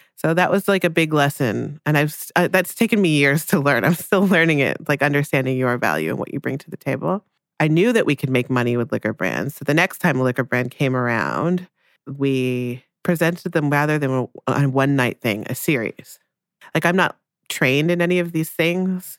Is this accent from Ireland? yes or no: no; Newmarket, Ontario, Canada; also born or lived in Jamaica; I ended up growing up in Newmarket, which is a s, was a small town outside of Toronto.